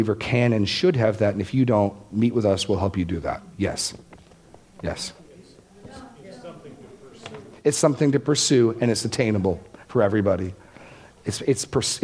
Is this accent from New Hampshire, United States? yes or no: yes; Laconia, New Hampshire, United States; my hometown in New Hampshire